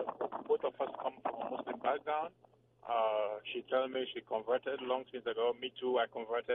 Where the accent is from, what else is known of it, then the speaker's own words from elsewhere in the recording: Sierra Leone; moved away; also born or lived in Germany; originally we come from Sierra Leone